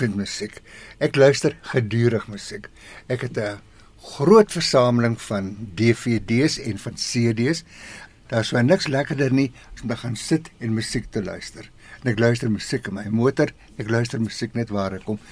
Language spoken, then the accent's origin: Afrikaans; Swakopmund, Erongo, Namibia; now in South Africa; Weet jy waar ek vandaan kom? Namibië. Of soos in die ou dae gesê het, Suidwes. Swakopmund.